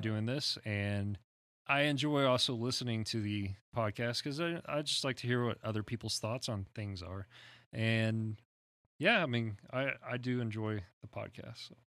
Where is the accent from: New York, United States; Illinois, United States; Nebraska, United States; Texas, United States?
Texas, United States; I'm Texan